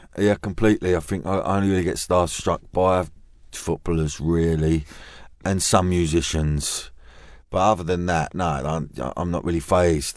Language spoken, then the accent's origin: English; London, United Kingdom; I'm from Custom House Canning mm. Town